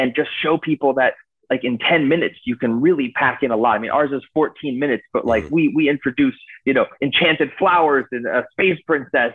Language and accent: English; Boca Raton, Florida, United States; moved away as an adult; also born or lived in New York; I'm actually originally from Boca Raton, Florida